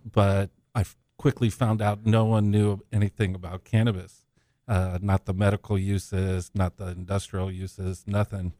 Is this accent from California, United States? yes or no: yes; San Diego, California, United States; also born or lived in Zimbabwe; I was born in Africa, but, uh, migrated here when I was young. and I grew up in San Diego.